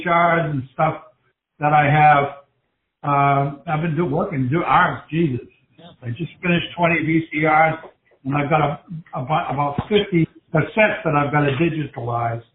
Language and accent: English; Salem, United States; also born or lived in Boston; I was born in Salem